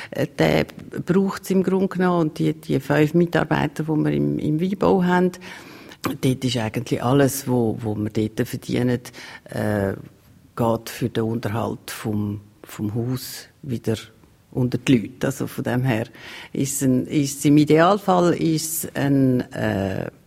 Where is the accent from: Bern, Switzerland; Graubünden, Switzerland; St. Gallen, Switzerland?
Graubünden, Switzerland; Maienfeld; Ich bin in Meienfeld aufgewachsen ich bin in Meierfeld in die Schule, aber äh, meine Mutter ist Stadtzürcherin.